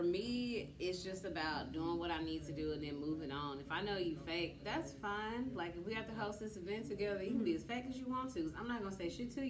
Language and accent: English; Shreveport, Louisiana, United States; moved away as an adult; now in Dallas, United States; I'm from Shreveport